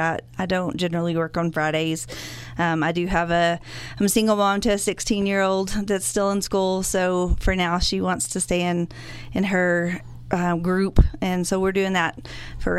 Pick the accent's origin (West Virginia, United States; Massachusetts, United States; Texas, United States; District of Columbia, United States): Texas, United States; Borger; now in Amarillo, United States; I'm a Panhandle girl, born and raised. I grew up in Borger, and I've lived in Amarillo since